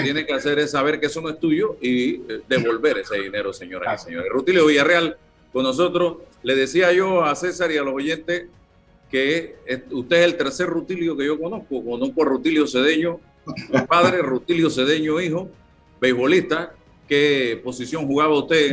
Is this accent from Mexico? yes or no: no; Panama; yo soy panameño